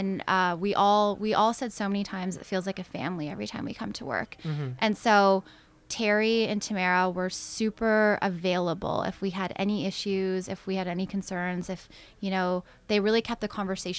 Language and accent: English; Canada; especially as Canadian women, we're taught to not really, you know, want to use our sexuality or our beauty to our advantage